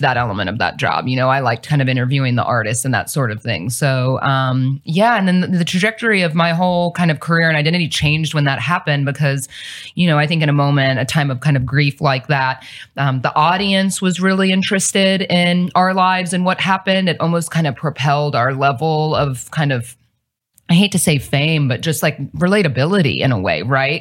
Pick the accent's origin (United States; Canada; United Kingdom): United States; Cincinnati, Ohio; moved away as an adult; now in Dallas, United States; I'm actually from the Midwest. I'm not from here.